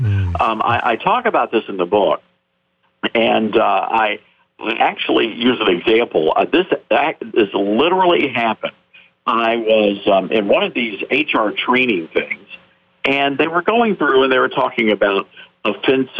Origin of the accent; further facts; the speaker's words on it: the South, United States; I'm a Southerner, and so I, you know, by birth